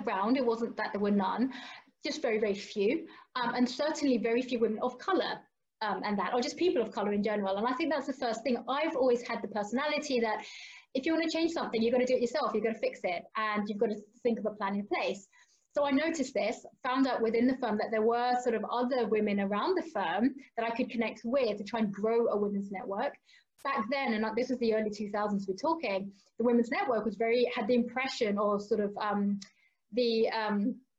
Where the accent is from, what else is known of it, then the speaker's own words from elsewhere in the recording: London, United Kingdom; I'm from London originally